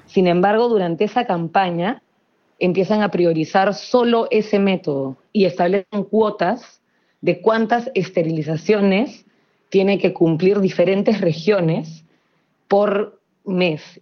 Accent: Lima, Peru; yo soy de Lima

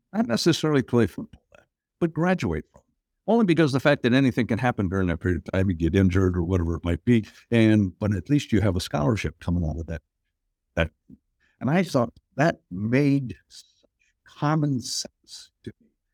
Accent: Appleton, Wisconsin, United States; moved away as an adult; now in Pittsburgh, United States; I grew up in Appleton, Wisconsin, which is just about thirty miles south of, uh, Green Bay.

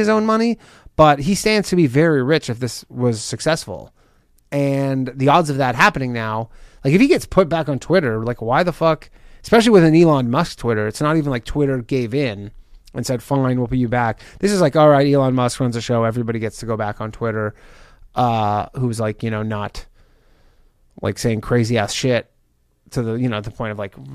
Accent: Canada; I'm Canadian

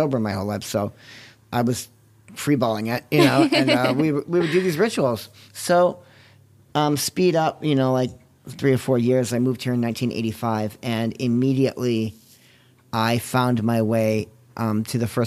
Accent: New England, United States; also born or lived in Massachusetts / New Hampshire; I grew up in New England. I grew up in Massachusetts and New Hampshire.

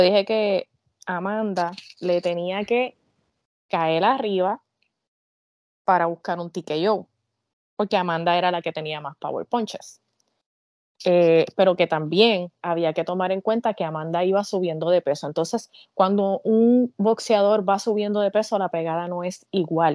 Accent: Puerto Rico; yo soy esa puertorriqueña

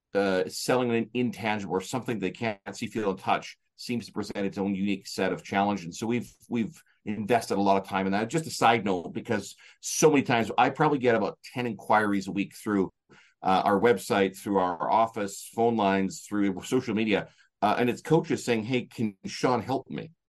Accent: Canada; I'm from Canada.

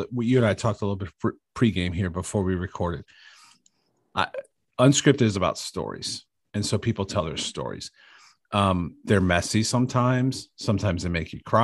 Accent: Bedford, Ohio, United States; I'm from Bedford, Ohio

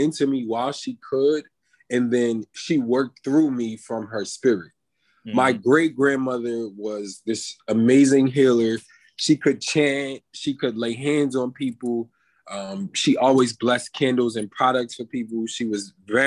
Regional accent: Atlantic City, New Jersey, United States; moved away as an adult; also born or lived in New York / Los Angeles; now in Miami, United States; I was born and raised in Atlantic City, New Jersey, by the water

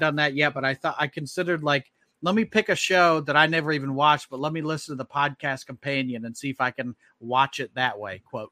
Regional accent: Indianapolis, Indiana, United States; I'm from Indianapolis

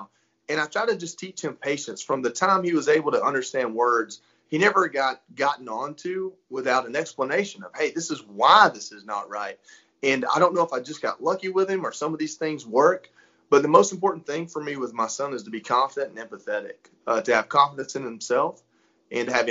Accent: North Georgia, United States; also born or lived in Florida; I'm from North Georgia, and I'm a country boy, if you can't hear it, my voice.

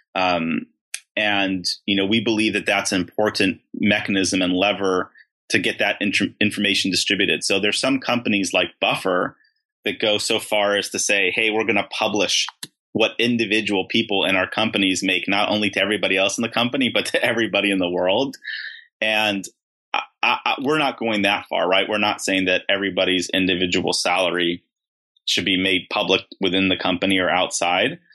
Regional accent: Beverly Hills, California, United States; I grew up in Beverly Hills.

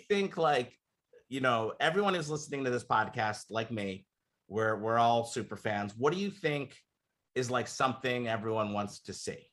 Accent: Philadelphia, Pennsylvania, United States; moved away; I was from Philly

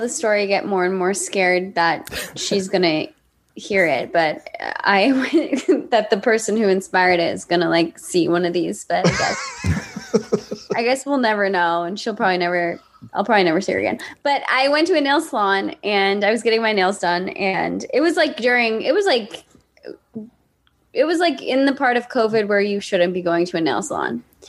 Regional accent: just outside of Boston, Massachusetts, United States; now in Los Angeles, United States; I'm from Massachusetts. I'm from just outside of Boston.

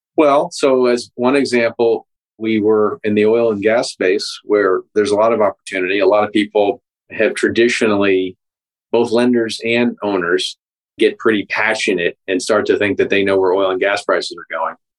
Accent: Pittsburgh, Pennsylvania, United States; my hometown in Pittsburgh

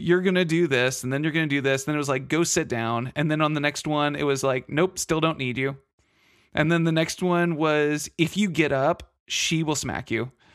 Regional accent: Texas, United States; I'm from Texas

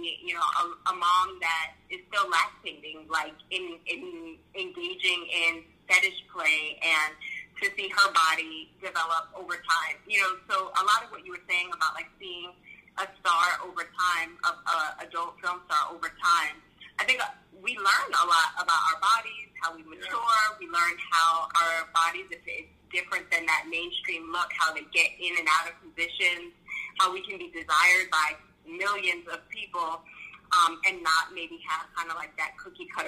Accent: New York City, New York, United States; now in Florida, United States; Originally from New York, Queens, New York.

